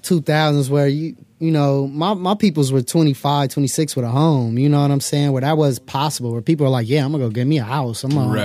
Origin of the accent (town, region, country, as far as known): Inglewood, California, United States; born or raised there; also born or lived in Palms, Los Angeles